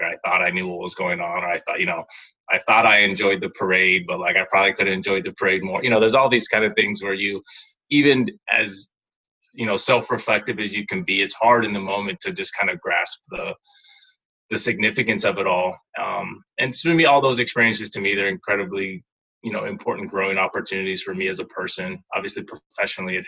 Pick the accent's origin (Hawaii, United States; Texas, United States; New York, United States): Hawaii, United States; Kailua; moved away; I grew up in Kailua, I took it back to the Kailua Rec Center where, you know, grew up playing basketball